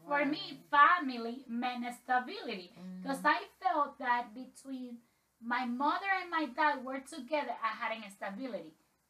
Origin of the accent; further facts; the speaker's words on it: Dominican Republic; I'm from Dominican Republic.